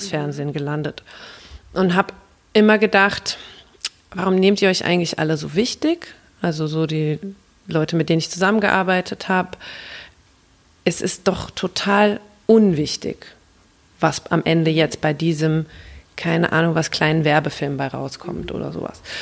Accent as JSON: {"language": "German", "town": "Mainz", "region": "Rhineland-Palatinate", "country": "Germany", "tie": "born or raised there", "also_born_or_lived": "England", "said": "ich äh, komme mehr oder weniger aus Mainz, also ich bin in Ingelheim zur Schule gegangen, habe auch in Mainz studiert"}